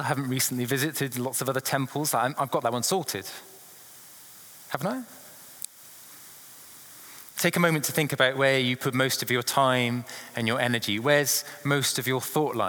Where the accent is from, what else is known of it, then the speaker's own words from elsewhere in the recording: England, United Kingdom; being an Englishman